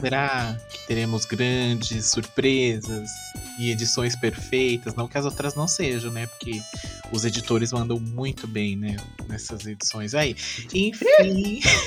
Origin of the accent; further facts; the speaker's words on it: Brazil; somos brasileiros